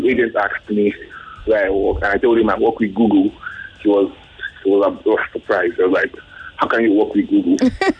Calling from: Abuja, Federal Capital Territory, Nigeria; I'm calling from Abuja.

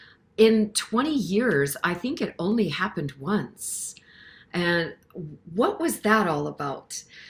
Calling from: Saskatchewan, Canada; And so I'm coming in from Saskatchewan, Canada

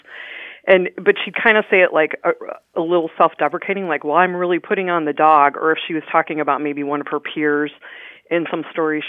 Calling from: Cardiff by the Sea, California, United States; I'm calling from Cardiff by the Sea, California.

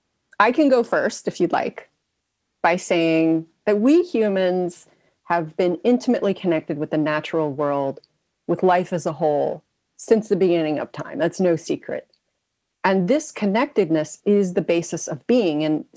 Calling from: Kentucky, United States; I'm joining from Kentucky.

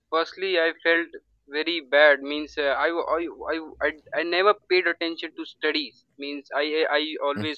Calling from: Varanasi, Uttar Pradesh, India; From India, the state is Uttar Pradesh

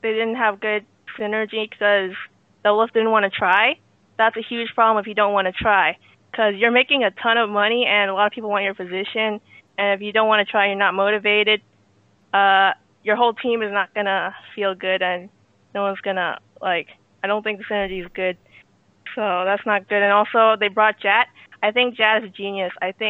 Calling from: Los Angeles, California, United States; Los Angeles.

